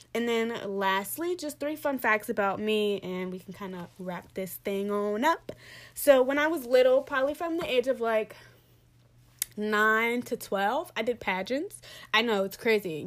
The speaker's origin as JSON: {"language": "English", "town": "Pittsburgh", "region": "Pennsylvania", "country": "United States", "moved": "yes", "said": "I'm originally from Pittsburgh, P"}